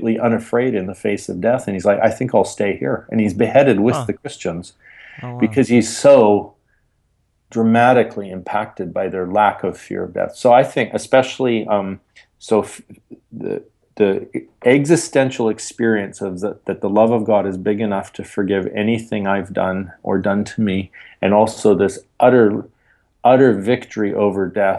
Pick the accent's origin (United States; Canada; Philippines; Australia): Canada; I'm Canadian